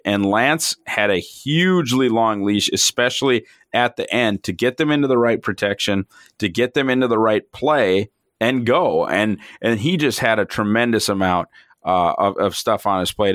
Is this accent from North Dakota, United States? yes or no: yes; Fargo, North Dakota, United States; I'm from Fargo